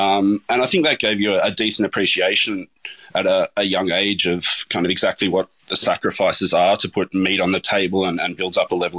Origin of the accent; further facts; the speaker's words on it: Lord Howe Island, New South Wales, Australia; I mean, I grew up on Lord Howe Island, so it was a pretty idyllic childhood in a lot of ways